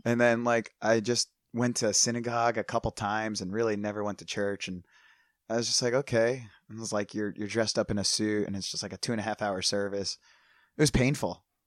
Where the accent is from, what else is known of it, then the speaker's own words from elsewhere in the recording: United States; moved away as an adult; also born or lived in New Jersey; now in San Diego, United States; growing up outside of Philadelphia